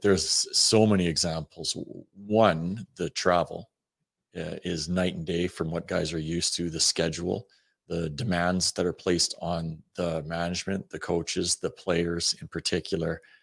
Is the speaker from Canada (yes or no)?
yes; Western Canada, Canada; moved away; we're from Western Canada too.